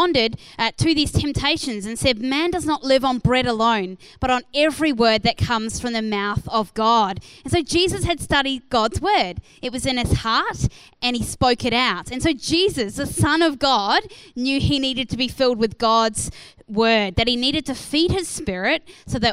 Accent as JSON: {"language": "English", "country": "New Zealand", "moved": "as an adult", "lives_now": "Australia", "said": "I moved from New Zealand to Australia when I was 21 years old"}